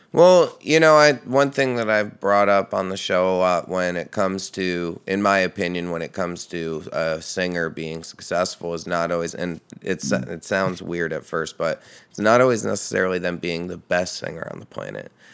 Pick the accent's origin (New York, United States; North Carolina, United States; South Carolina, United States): New York, United States; Red Hook; Upstate New York. So I grew up in the Hudson Valley.